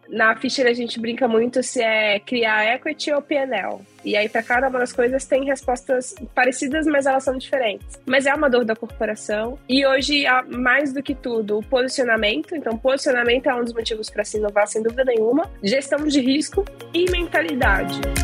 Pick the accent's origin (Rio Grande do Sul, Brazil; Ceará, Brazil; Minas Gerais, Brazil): Minas Gerais, Brazil; Belo Horizonte; eu sou mineira, sou de Belo Horizonte